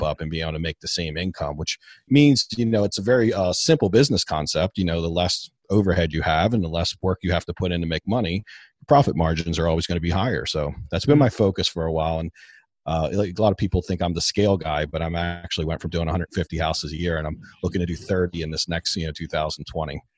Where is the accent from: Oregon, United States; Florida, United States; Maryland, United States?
Maryland, United States; Baltimore; I'm from Baltimore. Baltimore, Maryland